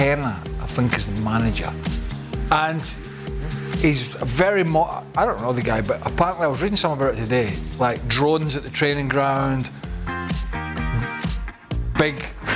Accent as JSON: {"language": "English", "region": "Scotland", "country": "United Kingdom", "said": "I'm Scottish"}